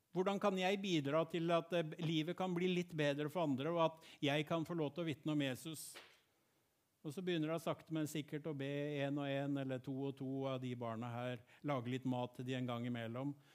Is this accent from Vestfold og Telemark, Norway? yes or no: yes; Gjerpen, Vestfold og Telemark, Norway; Jeg vokste opp i Bertel misjonskirke i Gjerpen.